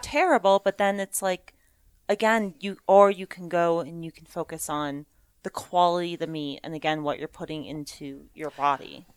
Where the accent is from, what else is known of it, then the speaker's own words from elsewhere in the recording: New Hampshire, United States; Raised in New Hampshire